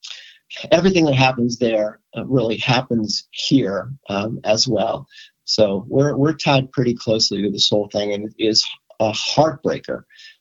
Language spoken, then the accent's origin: English; Albuquerque, New Mexico, United States; moved away as an adult; also born or lived in California / Los Angeles / Israel / New York City; now in Denver, United States; I grew up in Albuquerque, New Mexico. I went away to college in California